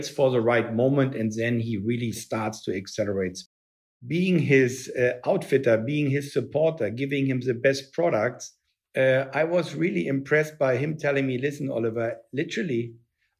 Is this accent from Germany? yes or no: yes; Berlin, Germany; moved away; I grew up in Berlin